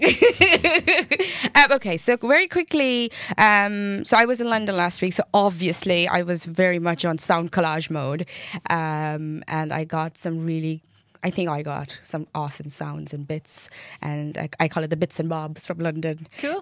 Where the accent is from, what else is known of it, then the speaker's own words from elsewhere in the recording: Mumbai, Maharashtra, India; now in Cork, Ireland; I'm from Bombay